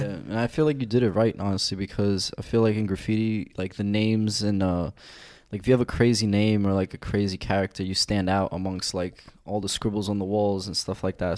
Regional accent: New York City, New York, United States; I'm from South Brooklyn by Coney Island

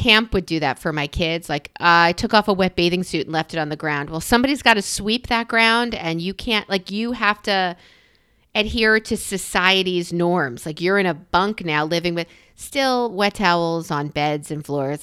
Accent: New York, United States; I'm a New Yorker

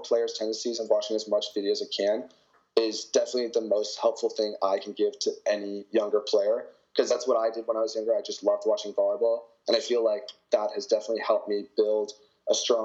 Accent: Canada; accent: Canadian; moved away as an adult; now in California, United States; I have a Canadian accent

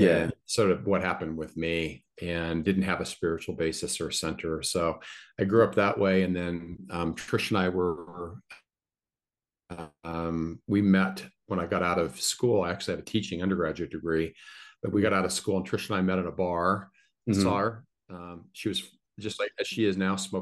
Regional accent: Colorado, United States; I grew up in the United States in the state of Colorado

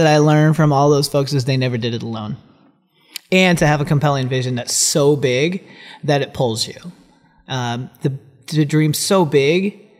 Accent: Philippines; born there; And for me, I'm adopted from the Philippines.

